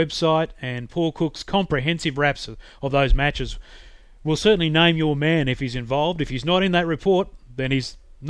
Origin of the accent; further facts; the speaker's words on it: Queensland, Australia; I was born in Queensland